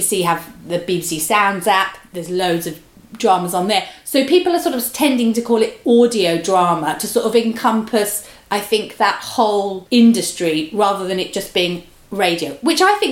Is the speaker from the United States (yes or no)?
no; London, United Kingdom; where I grew up in London, you know, I lived in Hackney